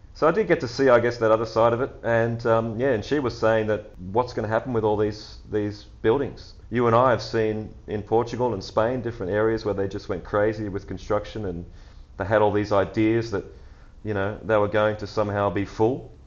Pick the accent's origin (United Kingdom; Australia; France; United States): Australia; being Australian